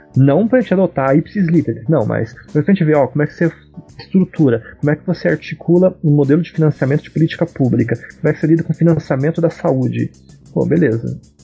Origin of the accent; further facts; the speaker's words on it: Paraná, Brazil; eu sou do Paraná também